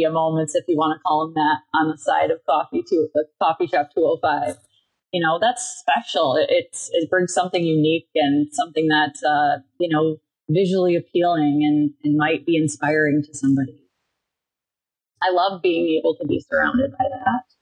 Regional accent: Bay City, Michigan, United States; moved away as an adult; now in Grand Rapids, United States; I, I moved over here from Bay City, Michigan uh, to go to Grand Valley. Um, and I immediately love Grand Rapids.

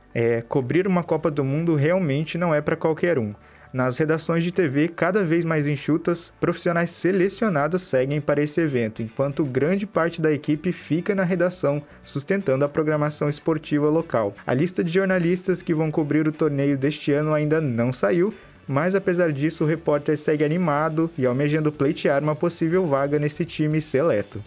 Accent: Brazil; Nós, como bons brasileiros

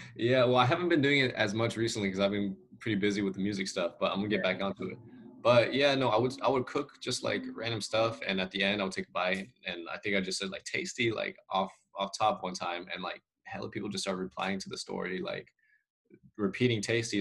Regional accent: Salinas, California, United States; now in San Jose, United States; I grew up in Salinas, there was uh, you know there was Asian food

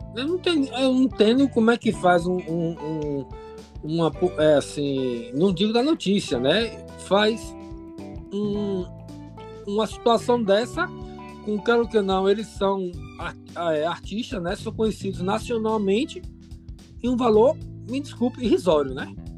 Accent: Bahia, Brazil; como um bom nordestino, né? Falo aqui da Bahia

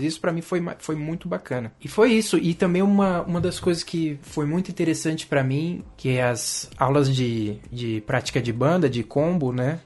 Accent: Brazil; moved away as an adult; also born or lived in São Paulo; vim do Brasil

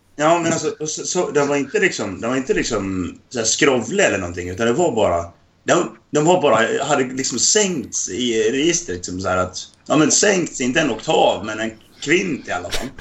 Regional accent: Dalarna County, Sweden; jag är dalkarl, för att jag är från norra Dalarna.

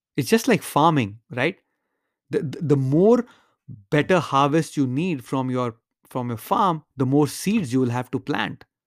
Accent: India; moved away as an adult; now in United States; when I was growing up in India

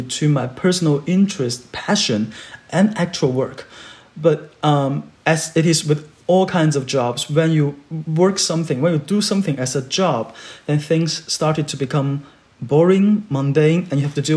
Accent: Guangzhou, Guangdong, China; English is a second language; moved away; I grew up in Guangzhou, which is a bilingual area

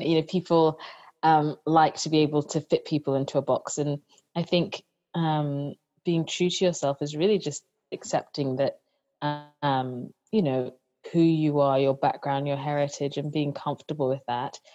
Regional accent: Nigeria; being a Nigerian

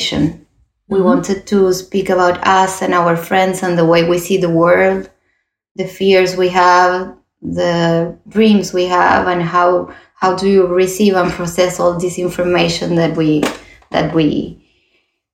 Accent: Uruguay; also born or lived in Toulouse, France; now in Barcelona, Spain; I was born in Uruguay, like my partner from my company. We are both from Uruguay

